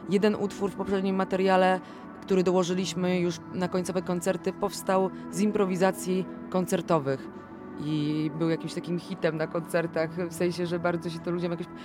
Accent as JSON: {"language": "Polish", "town": "Gniezno", "region": "Greater Poland", "country": "Poland", "said": "jesteśmy z Gniezna, żyjemy w Gnieźnie, mieszkamy w bloku na samej górze"}